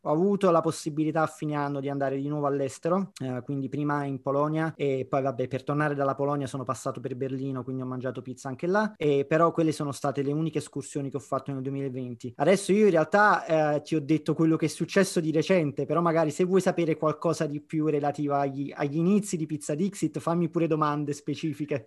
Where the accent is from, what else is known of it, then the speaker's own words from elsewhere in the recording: Naples, Campania, Italy; moved away as an adult; also born or lived in London; Io sono napoletano